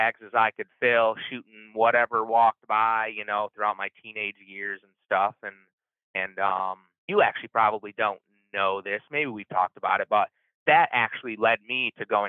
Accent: Finger Lakes area of upstate New York, United States; moved away as an adult; also born or lived in South Central Minnesota; now in Minnesota, United States; I grew up in the Finger Lakes area of upstate New York

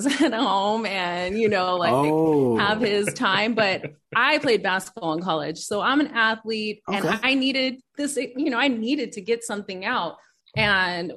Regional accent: Inglewood, California, United States; also born or lived in Orange County, California; I grew up in Inglewood and then I also grew up in Orange County. But I preferred Inglewood better

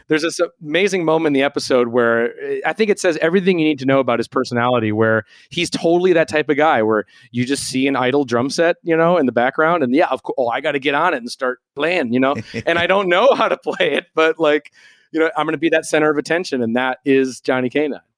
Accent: Minneapolis, Minnesota, United States; growing up in Minneapolis

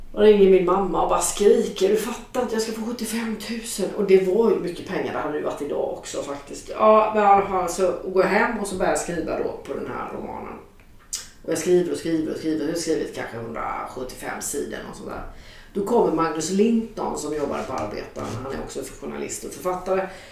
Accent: Jönköping, Jönköping County, Sweden; min hemstad Jönköping

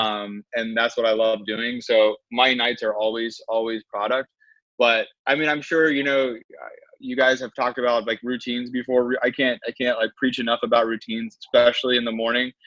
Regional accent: Winston-Salem, North Carolina, United States; moved away as an adult; also born or lived in Charlotte, North Carolina / Blacksburg, Virginia; now in San Francisco, United States; I'm originally from Winston Salem, and I lived in Charlotte for a while

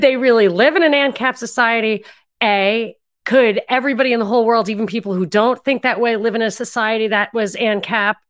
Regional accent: New York, United States; I'm from New York

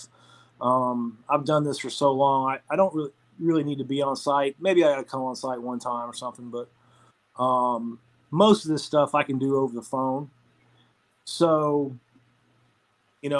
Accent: Atlanta, Georgia, United States; I'm from Atlanta

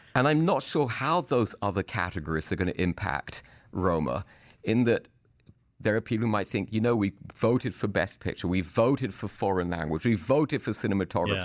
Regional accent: United Kingdom; I'm a British person, and I kinda think of myself as an actor

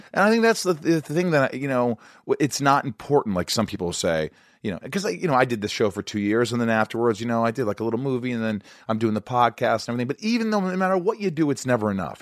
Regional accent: Indiana, United States; moved away as an adult; also born or lived in Kentucky / New York; I grew up in Indiana.

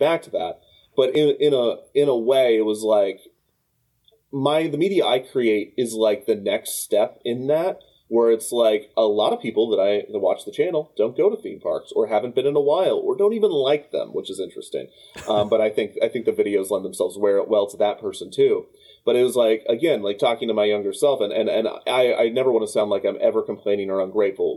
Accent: Kansas City, Missouri, United States; I grew up in Kansas City and we have Worlds of Fun

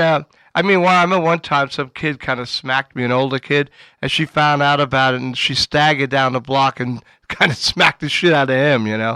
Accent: New York City, New York, United States; I was from Queens

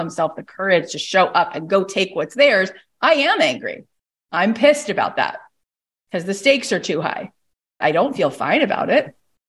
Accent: Canada; I'm a mom. I had a baby earlier. Why? I'm also Canadian.

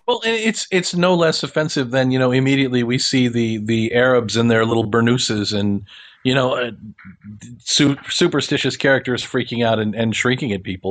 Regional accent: Kansas, United States; I grew up in Kansas

